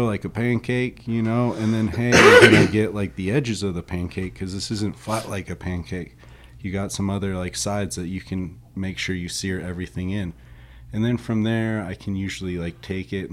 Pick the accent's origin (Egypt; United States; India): United States; San Luis Obispo, California; now in San Diego, United States; I'm from San Luis Obispo, which is really the heart of Santa Maria style barbecue up there. And it's what I grew up